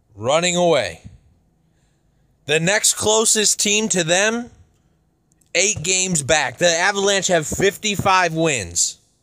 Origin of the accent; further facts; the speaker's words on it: Chicago, Illinois, United States; I'm from Chicago